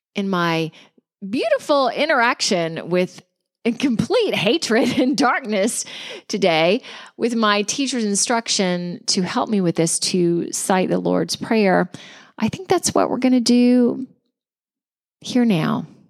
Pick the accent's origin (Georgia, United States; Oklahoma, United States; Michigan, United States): Georgia, United States; my home state of Georgia